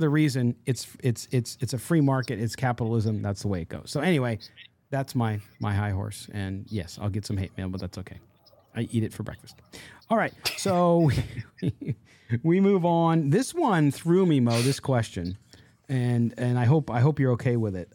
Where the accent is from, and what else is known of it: San Diego, California, United States; born or raised there